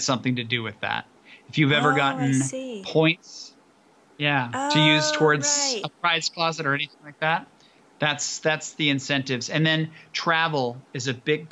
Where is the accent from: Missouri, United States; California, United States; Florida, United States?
Missouri, United States; as an American and as a Missourian